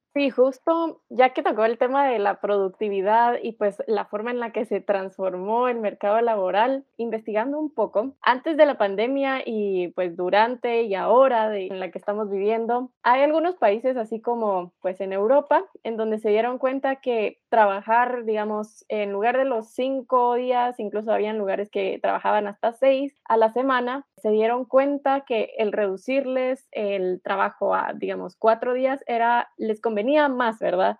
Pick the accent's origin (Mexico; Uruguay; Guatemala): Guatemala; nosotros que somos guatemaltecos